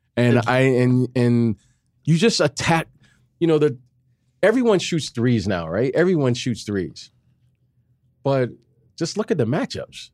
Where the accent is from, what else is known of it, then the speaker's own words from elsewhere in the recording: Detroit, Michigan, United States; moved away as an adult; I'm from Detroit, and, uh, I always dreamed of staying in state